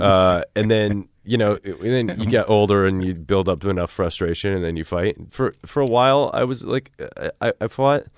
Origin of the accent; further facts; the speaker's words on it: Cedar Rapids, Iowa, United States; I grew up in Cedar Rapids